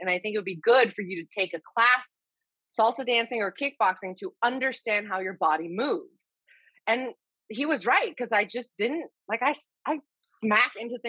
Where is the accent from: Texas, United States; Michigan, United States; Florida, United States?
Texas, United States; also born or lived in Hawaii; I grew up in Texas and, well, I was born in Hawaii and then I moved to Texas when I was 8